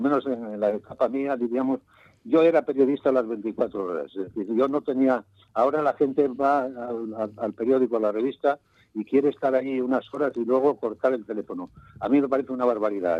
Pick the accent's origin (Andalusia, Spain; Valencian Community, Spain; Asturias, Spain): Asturias, Spain; Colunga; moved away as an adult; also born or lived in Madrid; la Cepada es donde yo nací